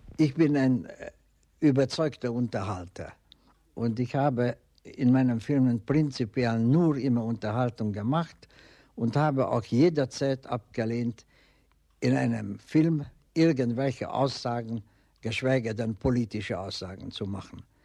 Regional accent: Hungary; German is a second language; moved away as an adult; also born or lived in Vienna, Austria / Berlin, Germany; zu Hause in meiner Heimat in Ungarn.

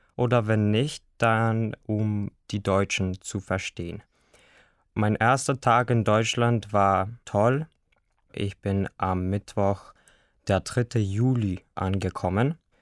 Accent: Bitola, North Macedonia; German is a second language; Ich komme aus Mazedonien, aus der Stadt Bitola

